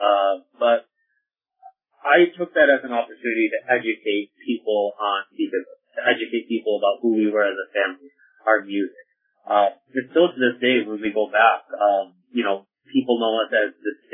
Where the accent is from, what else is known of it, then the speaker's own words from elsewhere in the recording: Youngstown, New York, United States; I grew up in Youngstown, New York